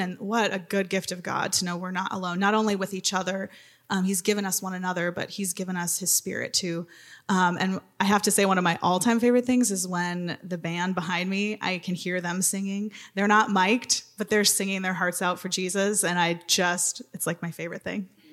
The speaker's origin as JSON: {"language": "English", "region": "Wisconsin", "country": "United States", "tie": "born or raised there", "moved": "as an adult", "lives_now": "Minnesota, United States", "said": "I grew up in Wisconsin, but came to the better state"}